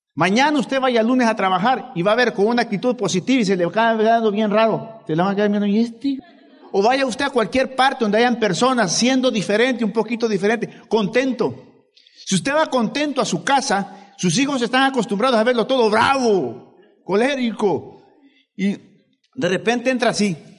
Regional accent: El Salvador; moved away; Yo vine del Salvador. No se nota, ¿verdad?

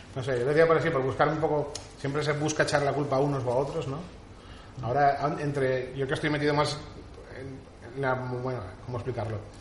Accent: Castellón de la Plana, Valencian Community, Spain; somos de España, de Castellón

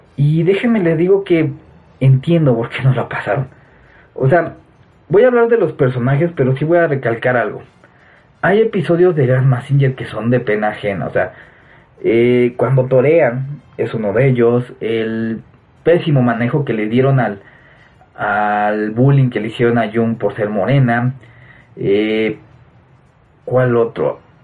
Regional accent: Mexico; ahorita en mi país, en México

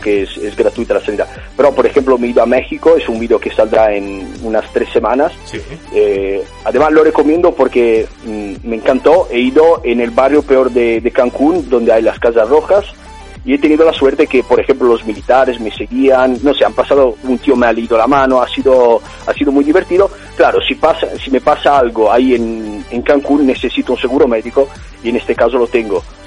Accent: Italy; accent: Italian; Spanish is a second language; moved away as an adult; also born or lived in Australia; now in Barcelona, Spain; soy italiano y se nota, imagino, desde el acento

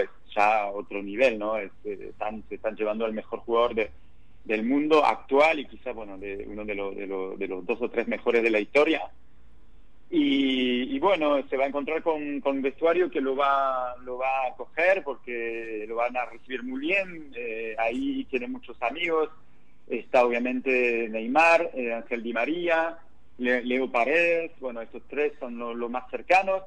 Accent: France; also born or lived in Argentina; now in Barcelona, Spain; yo soy francés, viví muchos años en Argentina

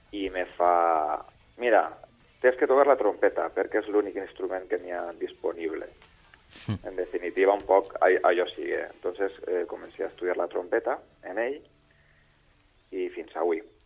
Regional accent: Bétera, Valencian Community, Spain; jo sóc de Vetera i comencé els meus estudis en, eh, en el Centre Artístic i Musical de Vetera

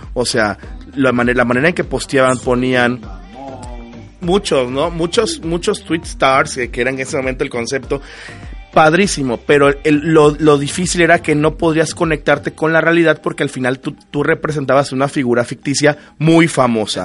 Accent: Mexico; nos unió como mexicanos

